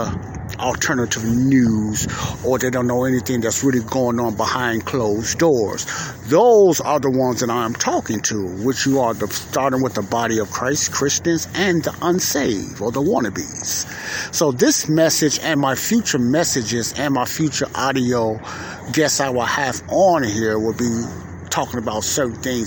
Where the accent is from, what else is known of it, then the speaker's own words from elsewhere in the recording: Chicago, Illinois, United States; I'm here at the lakefront in my hometown of Chicago, Illinois